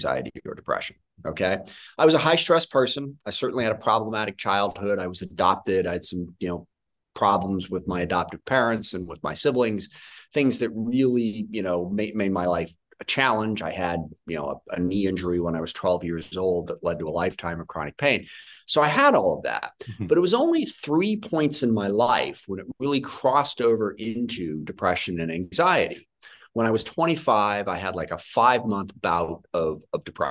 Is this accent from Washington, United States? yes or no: yes; SeaTac, Washington, United States; I grew up in SeaTac, which is in the middle of the 9th District.